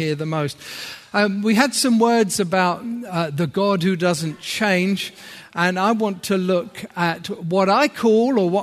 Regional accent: Horsham, South East England, United Kingdom; moved away as an adult; also born or lived in Manchester / France; I'm from Horsham originally, down in Sussex

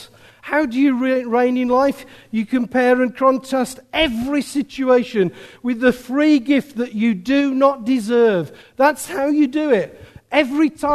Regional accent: Birmingham, West Midlands, United Kingdom; I'm a man from Birmingham

